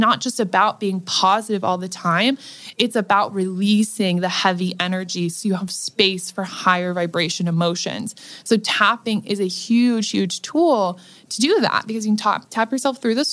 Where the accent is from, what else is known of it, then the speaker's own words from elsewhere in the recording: Nebraska, United States; now in Los Angeles, United States; I come from Nebraska, from a dirt poor family that was on food stamps